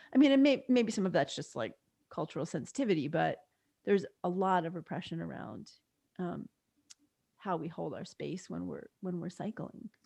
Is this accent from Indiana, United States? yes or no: no; New York, United States; I grew up in New York and spent the summers often at my grandparents' house